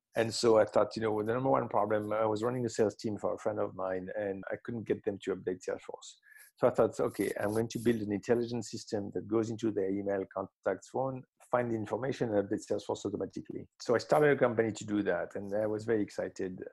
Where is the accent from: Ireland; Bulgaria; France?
France; Marseille, Provence-Alpes-Côte d'Azur; I grew up in Marseille, in the south of France